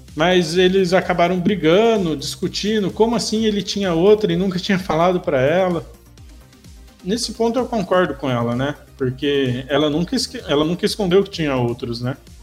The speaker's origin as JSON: {"language": "Portuguese", "region": "São Paulo", "country": "Brazil", "said": "eu sou de São Paulo"}